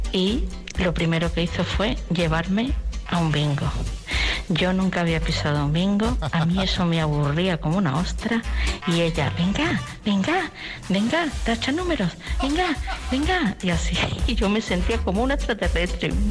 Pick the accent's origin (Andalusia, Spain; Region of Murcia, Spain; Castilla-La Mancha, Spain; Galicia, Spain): Andalusia, Spain; Seville; also born or lived in United States; soy medio sevillana, medio norteamericana.